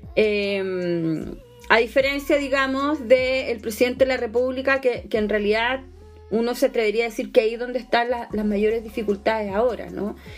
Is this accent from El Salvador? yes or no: no; Chile; Como sociedad chilena